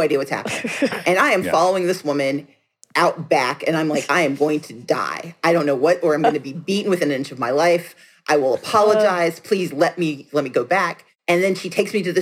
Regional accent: Gulfport, Mississippi, United States; I grew up on 2020 South Street in Gulfport, Mississippi

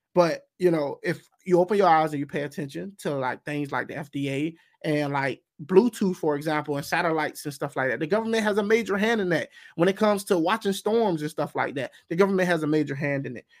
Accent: United States; I'm also speaking as a, an American. And I'm an American before anything else

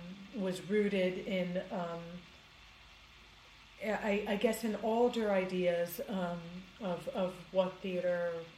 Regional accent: Greece; moved away as an adult; also born or lived in New York; I grew up in Greece. I was born and raised in Greece, and I came here to the U.S. when I was 18. And since then, I've lived in New York, and I split my time now between Greece and New York.

